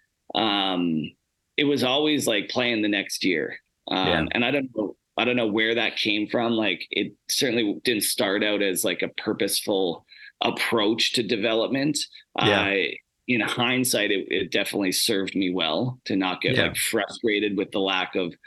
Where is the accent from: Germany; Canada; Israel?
Canada; Spruce Grove, Alberta; also born or lived in Calgary, Alberta; I was born in Calgary, but moved up to Spruce Grove when I was, you know, 4 or 5. And started playing in, you know, the minor hockey system there